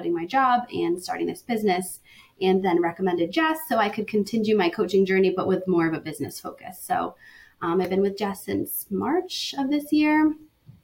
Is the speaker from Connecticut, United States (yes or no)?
yes; Connecticut, United States; now in Pittsburgh, United States; I'm from Connecticut, but I live in Pittsburgh now.